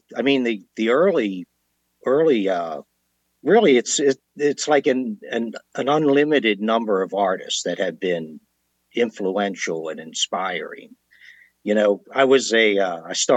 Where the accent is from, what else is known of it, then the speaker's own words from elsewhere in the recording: Washington, District of Columbia, United States; moved away; I was born and raised around the Washington, D.C. area